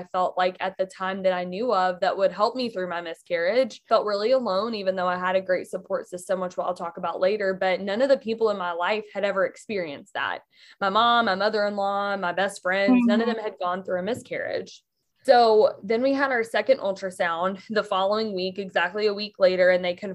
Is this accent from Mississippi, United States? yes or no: yes; Mississippi, United States; now in Michigan, United States; I grew up in Mississippi, but I actually live in Michigan now